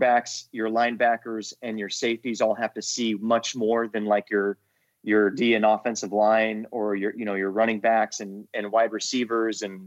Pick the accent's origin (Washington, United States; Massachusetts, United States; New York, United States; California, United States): California, United States; moved away as an adult; also born or lived in Virginia; I am from California